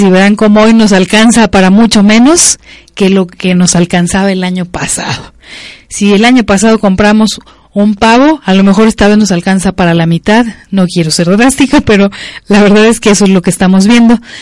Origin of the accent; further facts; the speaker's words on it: Mexico; Como mexicanos y mexicanas